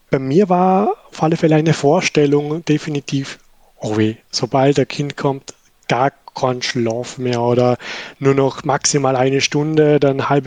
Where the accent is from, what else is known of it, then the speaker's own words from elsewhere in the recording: Vorarlberg, Austria; accent: Vorarlberg dialect; Wie der Adi schon erwähnt hat, bin Vorarlberger und bin nicht so gepflegt im Schweizer Dialekt, aber ja, ich bin Vorarlbergerisch reden